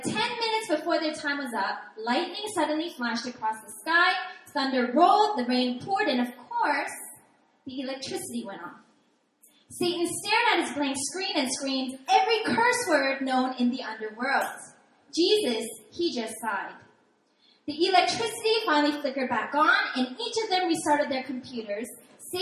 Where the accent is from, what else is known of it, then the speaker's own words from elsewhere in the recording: Seattle, Washington, United States; also born or lived in New York City; I'm originally from Seattle, Washington